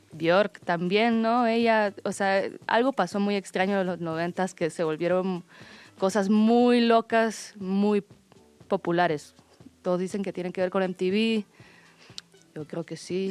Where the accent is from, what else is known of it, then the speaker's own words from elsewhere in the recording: Guatemala; yo soy de Guatemala